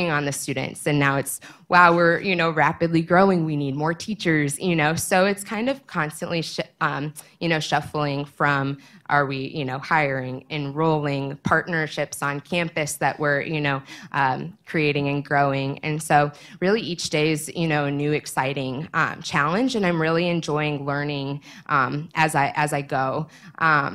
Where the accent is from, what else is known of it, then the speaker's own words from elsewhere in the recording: Naperville, Illinois, United States; also born or lived in Missouri; And then in my high school, I come from Naperville. And so I went to Neuqua Valley